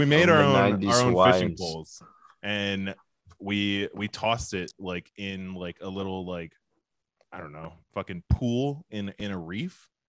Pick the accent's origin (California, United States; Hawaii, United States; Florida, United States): Hawaii, United States; So I'm from Hawaii.